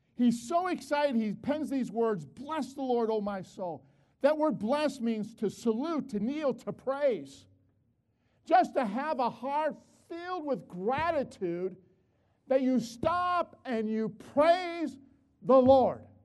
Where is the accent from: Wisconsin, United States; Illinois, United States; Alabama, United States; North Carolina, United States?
Illinois, United States; Chicago; moved away; also born or lived in West Palmdale; I'm from Chicago. In Chicago, there's no mountains